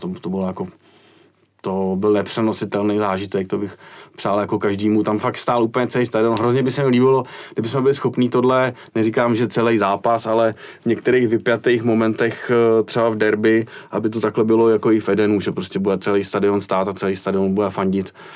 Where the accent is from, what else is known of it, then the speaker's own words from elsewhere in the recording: Prague, Czechia; tady u nás v Praze